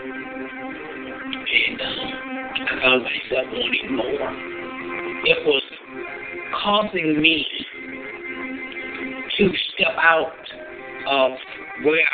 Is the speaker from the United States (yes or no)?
yes; Ruby, South Carolina, United States; I'm from Ruby, South Carolina